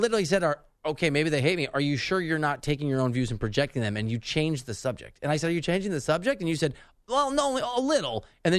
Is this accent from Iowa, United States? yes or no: yes; Dubuque, Iowa, United States; I'm not from Milwaukee, but where I'm from, Dubuque, Iowa, is in the sort of orbit of that part of Wisconsin. I got family there.